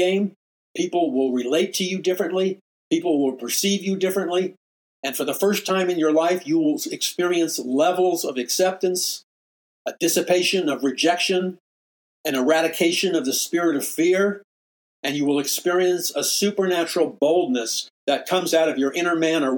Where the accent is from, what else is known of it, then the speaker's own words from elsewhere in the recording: New York City, New York, United States; moved away as an adult; also born or lived in Missouri; I'm from New York City